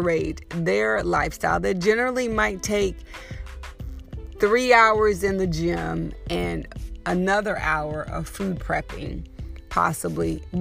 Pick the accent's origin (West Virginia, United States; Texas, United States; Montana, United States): Texas, United States; moved away; I grew up super skinny in Texas